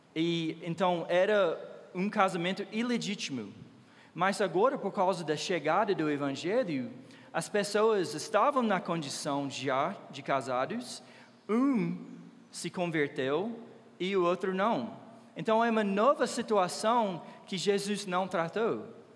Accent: United States; Portuguese is a second language; moved away as an adult; now in Brazil; eu sou americano

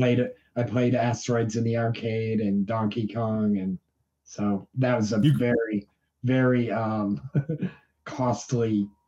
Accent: New York, United States; also born or lived in Vermont; Yeah, I grew up in upstate New York.

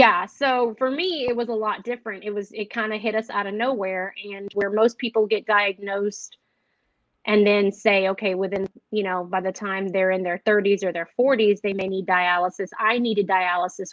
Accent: Waco, Texas, United States; I am from Waco, Texas.

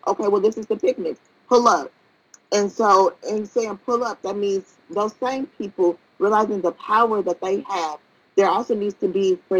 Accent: Gary, Indiana, United States; Gary, which is my hometown

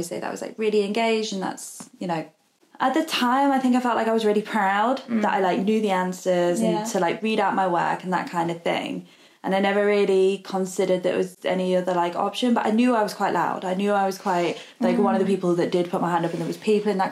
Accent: Hull, Yorkshire and the Humber, United Kingdom; We're in Hull this time, my hometown

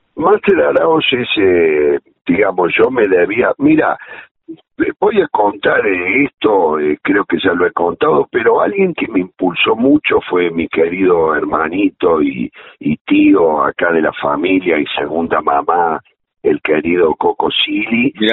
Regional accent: Córdoba, Argentina; moved away; nosotros venimos de la radio de Córdoba, yo recuerdo mucho a Norma Landi que hacía las mañanas

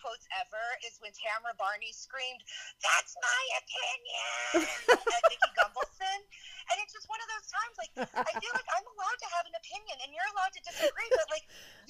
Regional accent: New Orleans, Louisiana, United States; I grew up right outside of New Orleans, just as she did. Though New Orleans is an extremely diverse town, we lived in strictly white suburbs. Like, Black people did not live in the city that I grew up in.

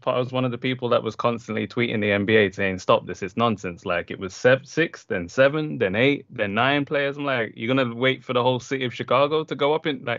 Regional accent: London, United Kingdom; also born or lived in Jamaica; because I grew up in London and Jamaica.

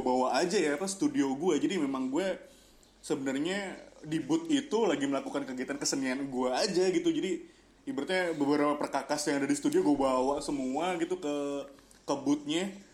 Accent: Jakarta, Indonesia; orang kita tuh orang Jakarta

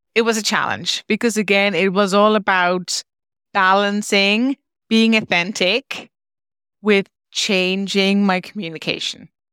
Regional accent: Netherlands; moved away as an adult; now in Ireland; I moved from the Netherlands. As I mentioned, I'm originally Dutch

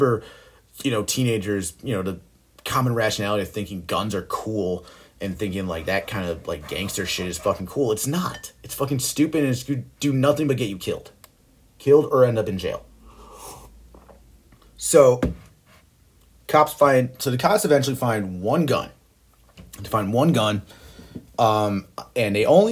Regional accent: Buffalo, New York, United States; also born or lived in Orchard Park, New York; my hometown, Buffalo, New York.

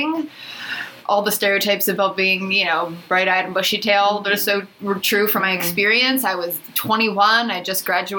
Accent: Philadelphia, Pennsylvania, United States; now in San Diego, United States; I'm originally from Philadelphia

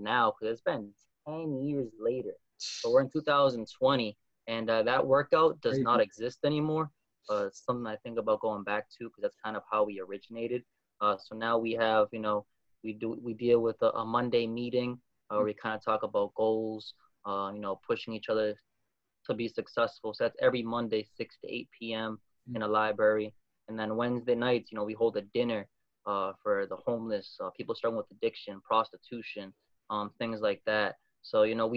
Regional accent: Methuen, Massachusetts, United States; I was graduating from Methuen High School

